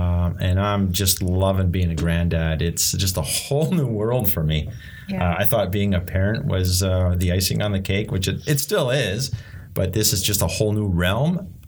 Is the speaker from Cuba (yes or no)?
no; Montreal, Quebec, Canada; moved away as an adult; now in Ontario, Canada; I grew up back in Montreal, had a great childhood, married a perfect wife, had some kids, lost a job, moved to Ontario